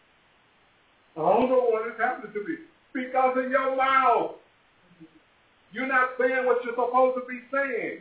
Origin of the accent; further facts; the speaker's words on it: Los Angeles, California, United States; as a kid growing up in Watts